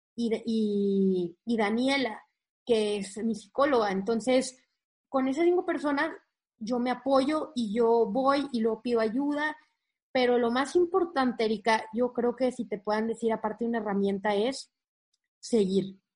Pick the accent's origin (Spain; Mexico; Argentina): Mexico; Monterrey, Nuevo León; moved away as an adult; now in Saltillo, Mexico; yo soy de Monterrey, o sea, al norte de México, y toda la vida he estado ahí hasta que nos mudamos a Saltillo